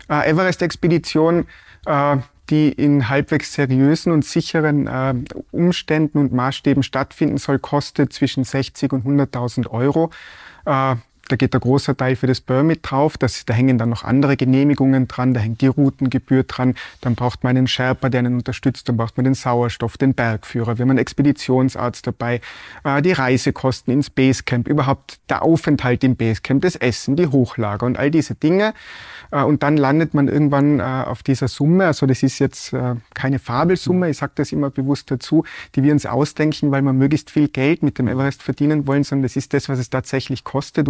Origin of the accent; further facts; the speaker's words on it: Tyrol, Austria; Ich bin da aufgewachsen in Tirol, in den Bergen